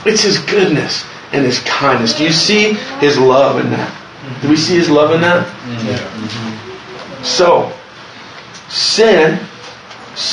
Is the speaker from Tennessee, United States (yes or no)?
yes; Luttrell, Tennessee, United States; I'm from Luttrell, Tennessee